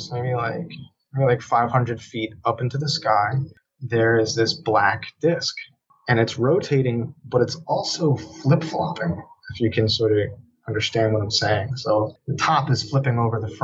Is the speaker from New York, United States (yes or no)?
yes; Shelter Island, New York, United States; Here in my hometown, Shelter Island, there's probably like 1,000 of us, that live here.